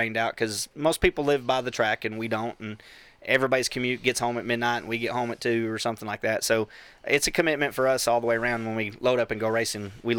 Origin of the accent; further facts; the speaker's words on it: Bakersfield, California, United States; now in Texas, United States; I'm from Bakersfield, California.